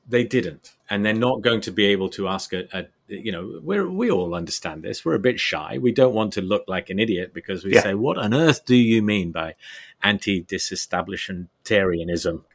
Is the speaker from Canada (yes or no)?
no; United Kingdom; moved away as an adult; also born or lived in Germany; I left the UK kind of twenty odd years ago